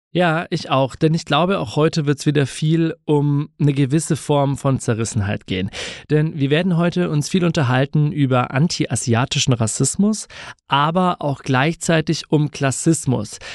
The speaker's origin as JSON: {"language": "German", "town": "Bamberg", "region": "Bavaria", "country": "Germany", "tie": "born or raised there", "moved": "yes", "said": "Ich komme nämlich ursprünglich aus Bamberg und war da auch auf dem, auf dem Gymnasium an der Schule"}